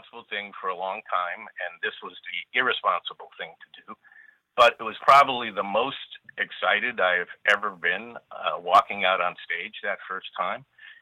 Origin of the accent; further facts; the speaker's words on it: Los Angeles, California, United States; also born or lived in Chicago, Illinois; I grew up in California